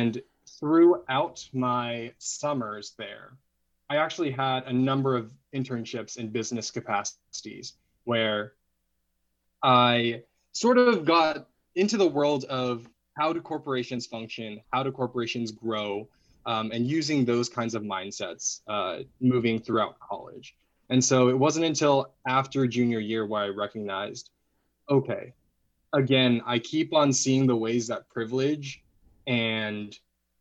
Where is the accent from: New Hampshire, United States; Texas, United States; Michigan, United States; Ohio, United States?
Texas, United States; Arlington; also born or lived in Mansfield, Texas; I was born and raised in Dallas, in the Dallas-Fort Worth area. I'm in the suburb. I was in the suburb of Arlington, Texas.